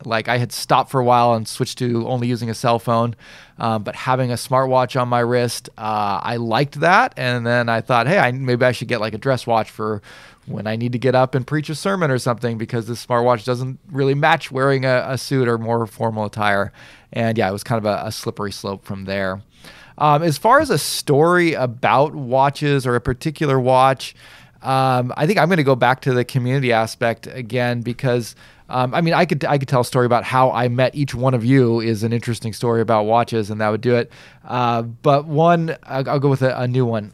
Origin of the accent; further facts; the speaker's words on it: Southern California, United States; now in Japan; I'm from such and such a town, Southern California